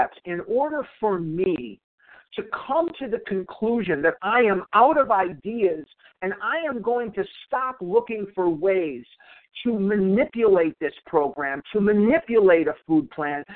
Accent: Chicago, Illinois, United States; now in Arizona, United States; I was born in Chicago

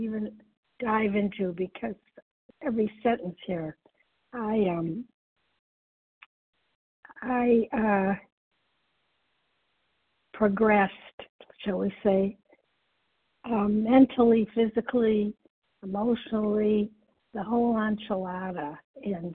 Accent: Midwest, United States; I was from the Midwest

